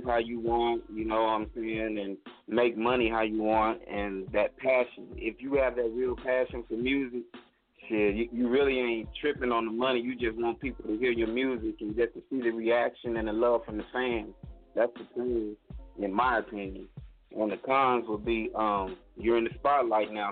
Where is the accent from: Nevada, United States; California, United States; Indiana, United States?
California, United States; accent: Southern drawl; moved away; also born or lived in Mississippi / Florida; I was born in Mississippi, raised in California, lived in Florida for 8 years